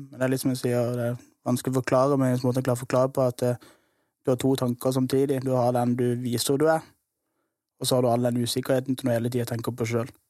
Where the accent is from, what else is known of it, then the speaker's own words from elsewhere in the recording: Kristiansand, Agder, Norway; Jeg vokste opp på Søm